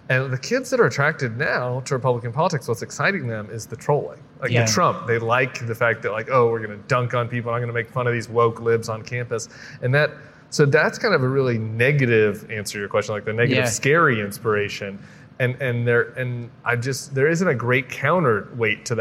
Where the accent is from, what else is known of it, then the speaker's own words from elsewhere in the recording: Colorado, United States; moved away; It's my home state